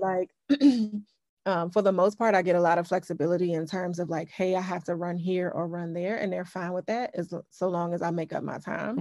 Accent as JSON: {"language": "English", "town": "Upper Marlboro", "region": "Maryland", "country": "United States", "tie": "born or raised there", "said": "I grew up in Upper Marlboro, Maryland"}